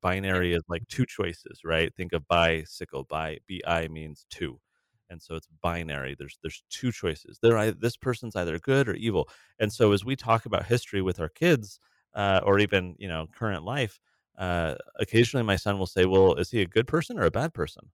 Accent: San Diego, California, United States; I grew up in San Diego in the nineties, eighties and nineties

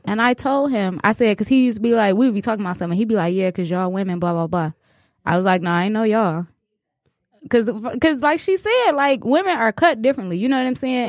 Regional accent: Chicago, Illinois, United States; I'm from Chicago

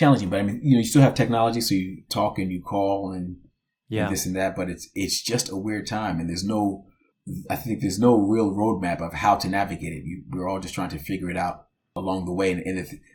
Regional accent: Sayreville, New Jersey, United States; also born or lived in Orange, New Jersey; I was born in Orange, New Jersey, and I grew up in a town called Sayreville, New Jersey

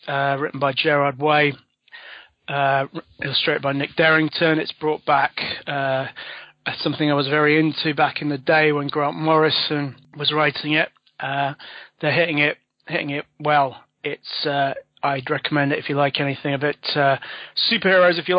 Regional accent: London, United Kingdom; moved away as an adult; now in Sheffield, United Kingdom; I was born in London and now live in the northeast, Sheffield

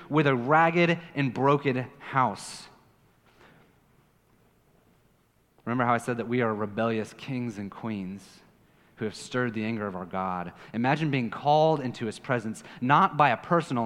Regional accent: Kansas City, United States; now in Puerto Rico; I'm from Kansas City

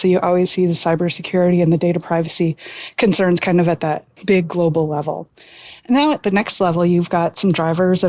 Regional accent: Northwest Iowa, United States; moved away as an adult; now in Texas, United States; I'm originally from Northwest Iowa.

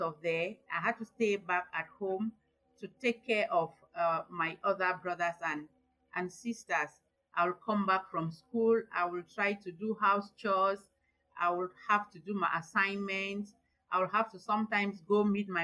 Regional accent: Northwest Region, Cameroon; I was born and bred in a small village in the northwest region of Cameroon.

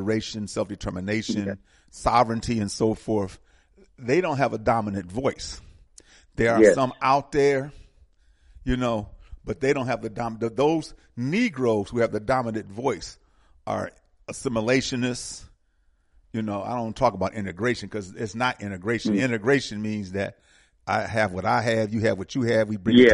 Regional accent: Milwaukee, Wisconsin, United States; I'm from Milwaukee. I went to the public school in Milwaukee in the mid to late 50s into the 60s

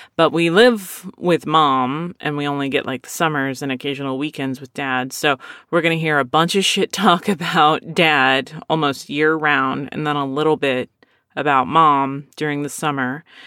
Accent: Philadelphia, Pennsylvania, United States; I'm a Mexican from Philadelphia.

